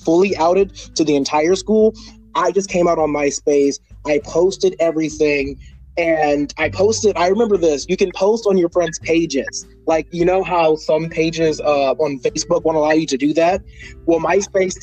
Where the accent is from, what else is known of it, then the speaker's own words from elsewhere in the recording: Texas, United States; growing up in Texas, being both black and very effeminate